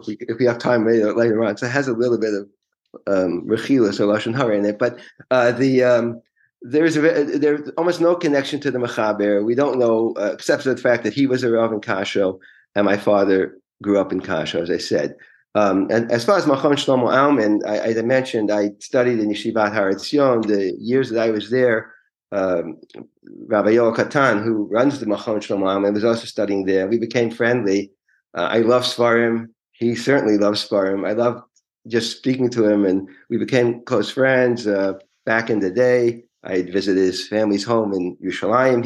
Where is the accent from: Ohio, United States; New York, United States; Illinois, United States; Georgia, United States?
New York, United States; New York City; I was born and raised in Forest Hills, Queens, in New York City